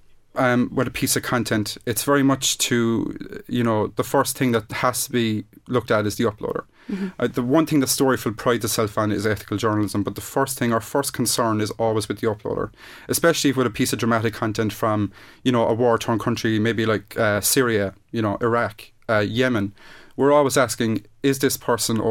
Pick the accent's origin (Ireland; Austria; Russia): Ireland; we are Irish